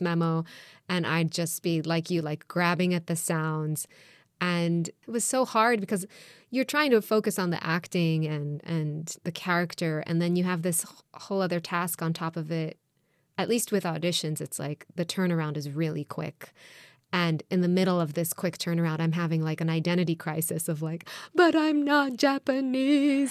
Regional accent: Israel; moved away; also born or lived in New York; I was born and raised in Israel

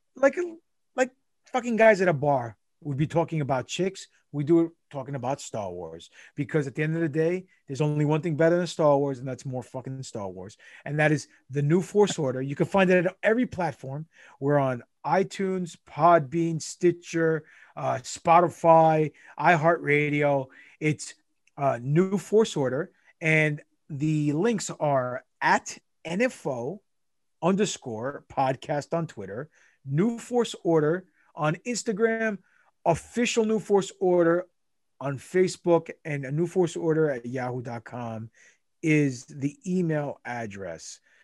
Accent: New York City, New York, United States; I grew up in Rosedale, Queens

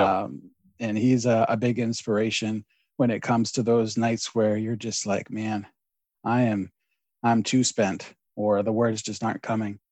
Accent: Maine, United States; I'm born and raised in Maine.

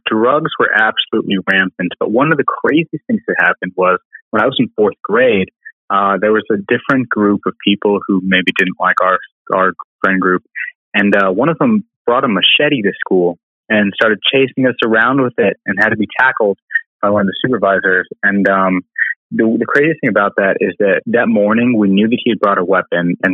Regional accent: Albuquerque, New Mexico, United States; moved away as an adult; also born or lived in Alabama; I was born and raised in Albuquerque, New Mexico, and uh, which is kind of a big dichotomy city. So there's a lot of super rich areas and a lot of super poor areas. And I grew up in the super poor area.

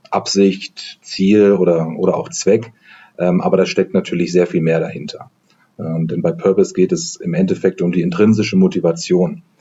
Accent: Heidelberg, Baden-Württemberg, Germany; born there; now in Hamburg, Germany; arbeite jetzt seit knapp drei Jahren bei EY und äh, bin gebürtiger Heidelberger, aber lebe und arbeite, wie gesagt, in Hamburg.

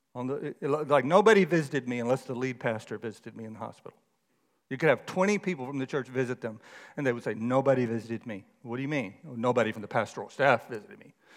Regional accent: Texas, United States; moved away; I grew up in Texas

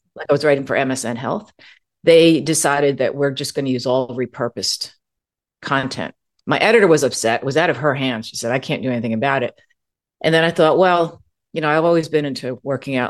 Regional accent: East Coast of the US, United States; also born or lived in California; now in Arizona, United States; I'm originally from the East Coast of the U S

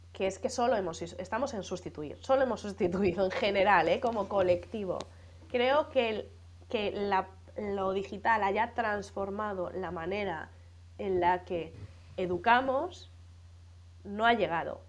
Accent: Galicia, Spain; moved away as an adult; also born or lived in Madrid; yo soy gallega como, como Manel

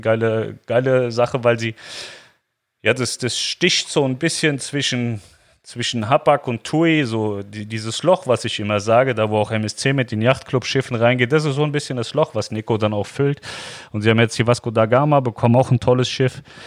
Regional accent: Germany; als Deutscher sowieso immer wieder in sein Heimatland, also wir zurück nach Deutschland

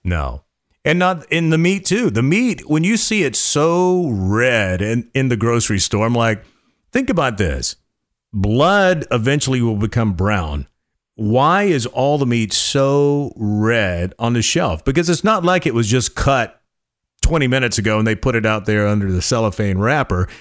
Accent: North Carolina, United States; now in Austin, United States; growing up in North Carolina on a farm

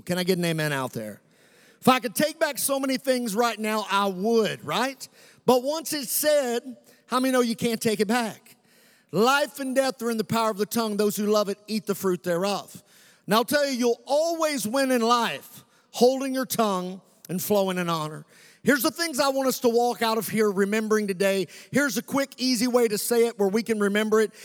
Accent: United States; we sweat red, white, and blue

